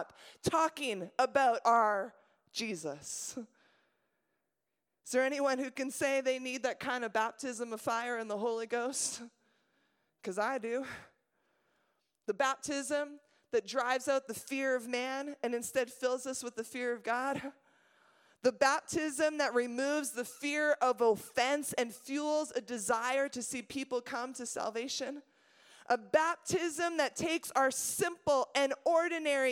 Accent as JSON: {"language": "English", "town": "Montreal", "region": "Quebec", "country": "Canada", "tie": "born or raised there", "said": "I was born in Montreal"}